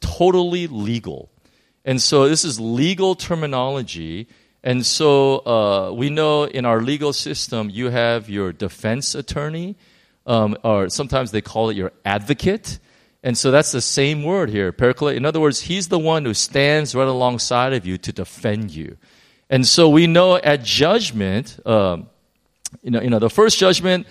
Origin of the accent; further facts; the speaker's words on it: United States; I'm American